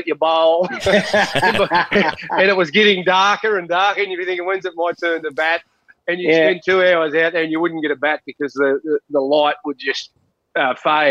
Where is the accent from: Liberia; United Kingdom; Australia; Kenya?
Australia; Junee, New South Wales; we grew up in Junee and we lived in Housing Commission.